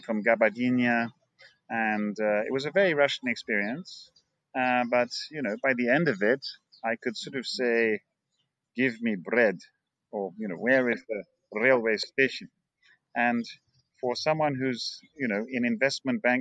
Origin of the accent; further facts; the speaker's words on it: London, United Kingdom; I was born in London, in the UK, in 1965, and my parents had been living there for 2 years